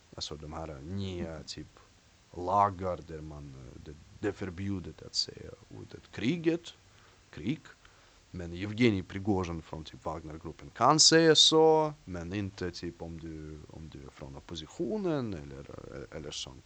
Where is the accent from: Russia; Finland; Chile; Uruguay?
Russia; Swedish is a second language; moved away as an adult; now in Sweden; jag är från Ryssland. Jag bor i Sverige i tio år